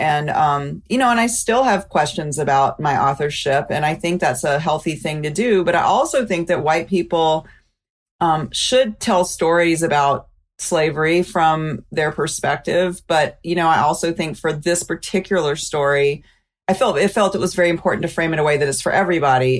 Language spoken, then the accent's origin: English; Mobile, Alabama, United States; I'm from Mobile, Alabama